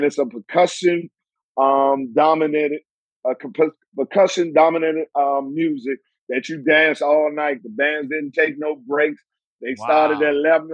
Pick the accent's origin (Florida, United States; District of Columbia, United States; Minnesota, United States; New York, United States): District of Columbia, United States; Washington; I'm from Southeast D.C.